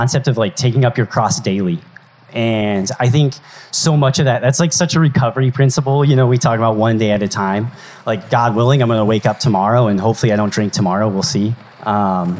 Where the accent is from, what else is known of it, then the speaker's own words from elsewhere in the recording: Colorado, United States; moved away as an adult; my hometown in Colorado